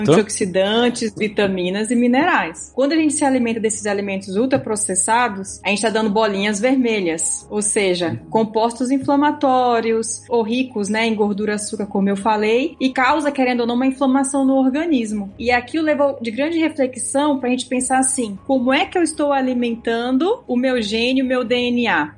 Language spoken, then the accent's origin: Portuguese; Rondônia, Brazil; Vez ou outra meu sotaque me entrega porque eu sou de Rondônia